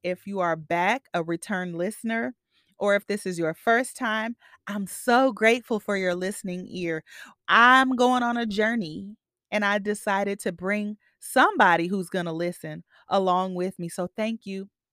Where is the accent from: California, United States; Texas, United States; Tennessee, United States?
California, United States; the Bay Area; I'm from the Bay